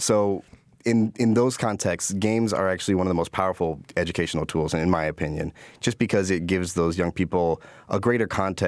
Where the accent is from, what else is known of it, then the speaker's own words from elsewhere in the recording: Chicago, Illinois, United States; I was a young person from the south side of Chicago, growing up in Trumbull Park, and then some in Washington Park.